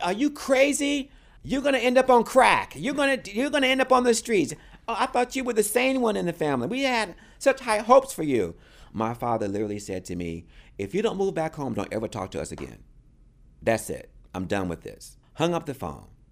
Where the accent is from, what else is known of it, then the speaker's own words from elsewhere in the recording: Raleigh, North Carolina, United States; I was born in Raleigh, North Carolina. grew up on a pig farm.